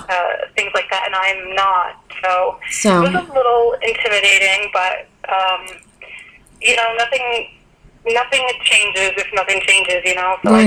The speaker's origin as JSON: {"language": "English", "region": "Maine", "country": "United States", "tie": "born or raised there", "said": "I mean, growing up in Maine, as a kid, I climbed trees all the time."}